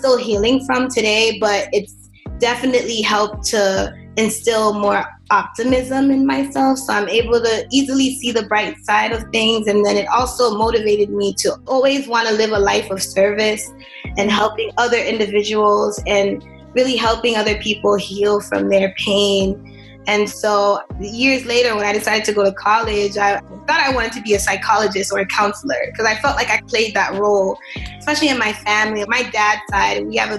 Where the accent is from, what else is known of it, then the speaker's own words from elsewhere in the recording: Haiti; also born or lived in Boston, United States; And then, you know, I was born in Boston. But then when I was six, my mom decided to move back to Haiti